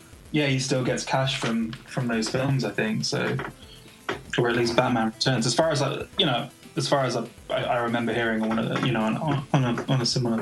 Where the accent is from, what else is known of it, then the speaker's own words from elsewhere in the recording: England, United Kingdom; someone from England that, you know, watching a movie like that already, a lot of that humor's lost on me because, you know, I'm not from the States.